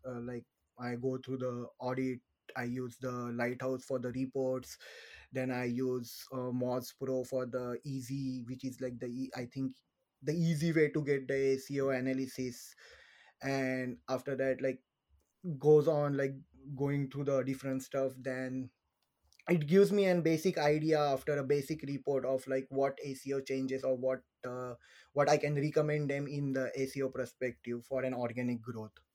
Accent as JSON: {"language": "English", "country": "India", "moved": "as an adult", "lives_now": "Ireland", "said": "I'm from India. I first came to Ireland in around 2019."}